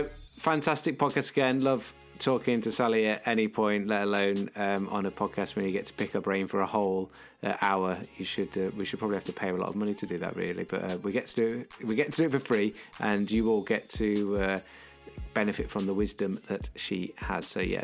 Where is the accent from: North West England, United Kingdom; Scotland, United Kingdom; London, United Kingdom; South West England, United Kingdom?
North West England, United Kingdom; accent: Scouse; That was Liverpool for those that can't understand my Scouse accent.